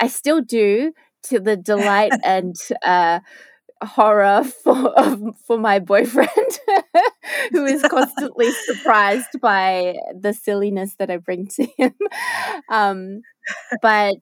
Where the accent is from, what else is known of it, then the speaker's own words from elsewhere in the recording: Melbourne, Victoria, Australia; also born or lived in Japan; I grew up, I was born in Melbourne and I spent, pretty much most of my life in Melbourne, except for a little stint overseas in Japan.